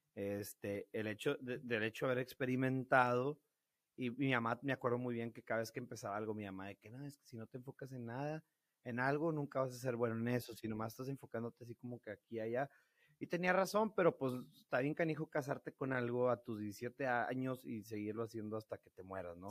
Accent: Piedras Negras, Coahuila, Mexico; accent: norteño; moved away as an adult; also born or lived in Monterrey; soy de Peraneras, Coahuila, eh, toda mi vida viví aquí, hasta que me fui a Monterrey a, estudiar

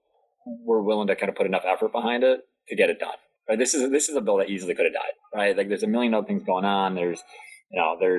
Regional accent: Delaware, United States; my home state of Delaware

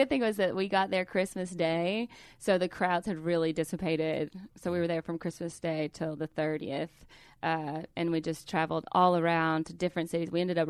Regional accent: Calhoun, Georgia, United States; I'm from Calhoun, Georgia. Everybody knows that we have a Nike outlet.

